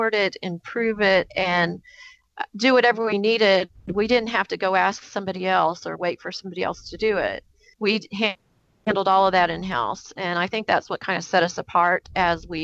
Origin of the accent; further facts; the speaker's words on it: Kansas City, Missouri, United States; We are from Kansas City, Missouri, which is like a big barbecue spot here in the U.S.